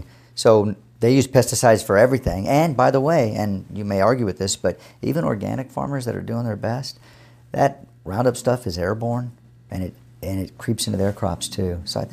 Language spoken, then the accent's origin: English; San Antonio, Texas, United States; And by the way, I grew up in San Antonio, so that was just by fluke that my dad was in the military, and we ended up there